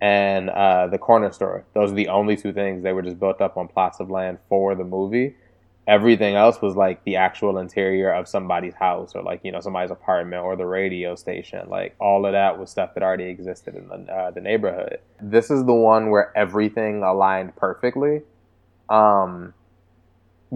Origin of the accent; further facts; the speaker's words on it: Washington, District of Columbia, United States; I'm from DC